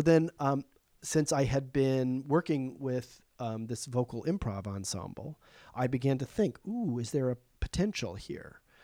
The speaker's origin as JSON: {"language": "English", "town": "Charleston", "region": "South Carolina", "country": "United States", "tie": "born or raised there", "moved": "yes", "lives_now": "New York, United States", "said": "they do it in Charleston, which is my hometown"}